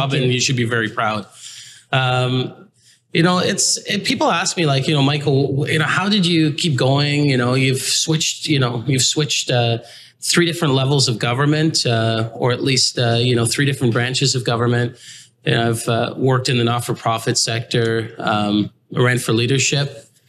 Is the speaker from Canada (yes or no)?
yes; Toronto, Ontario, Canada; also born or lived in England; I came from England, and my father's Grenadian, my mother's, you know, is British. I would say that I'm a combination of, you know, parts of those cultures, growing up in Canada since I was like 4.5 years old